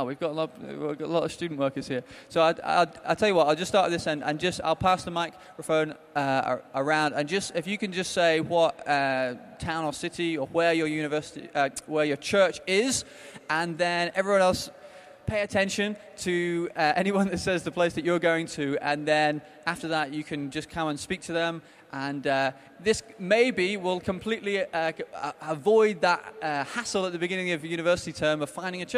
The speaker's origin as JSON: {"language": "English", "town": "Brighton", "region": "South East England", "country": "United Kingdom", "said": "And also, obviously, we're from Brighton, so if you're coming to Sussex or Brighton, come and speak to these guys."}